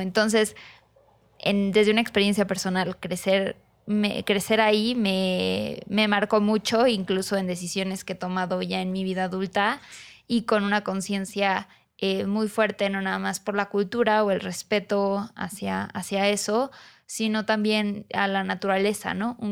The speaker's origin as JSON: {"language": "Spanish", "town": "Cancún", "region": "Quintana Roo", "country": "Mexico", "tie": "born or raised there", "moved": "as an adult", "lives_now": "Mexico City, Mexico", "said": "haber crecido ahí"}